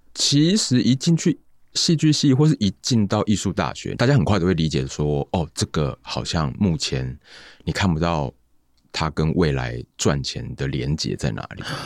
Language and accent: Chinese; Tainan, Taiwan; 我是台南人